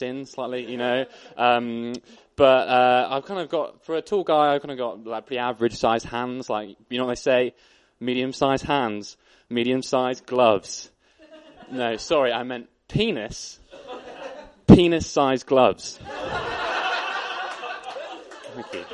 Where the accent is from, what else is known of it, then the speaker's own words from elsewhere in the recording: Bath, South West England, United Kingdom; moved away as an adult; now in Bristol, United Kingdom; I was born in Bath, grew up there, went to school there, and then I came to Bristol.